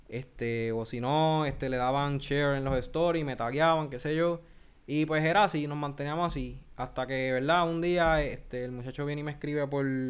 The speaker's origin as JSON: {"language": "Spanish", "town": "Guayama", "country": "Puerto Rico", "said": "de Guayama"}